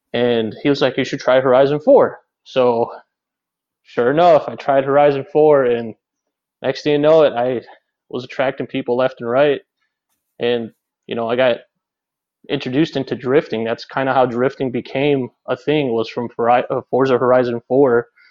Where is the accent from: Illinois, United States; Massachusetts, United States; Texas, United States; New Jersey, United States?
Illinois, United States; Chicago; I am from Chicago, Illinois